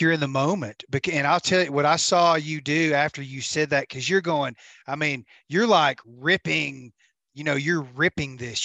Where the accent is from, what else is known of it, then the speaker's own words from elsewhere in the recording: United States; I'm American